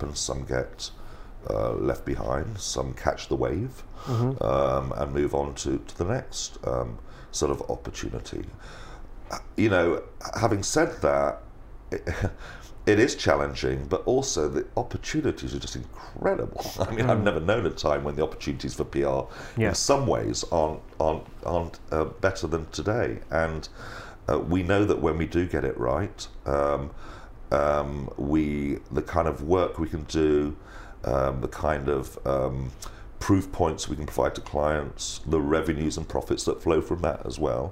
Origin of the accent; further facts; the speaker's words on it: England, United Kingdom; being an Englishman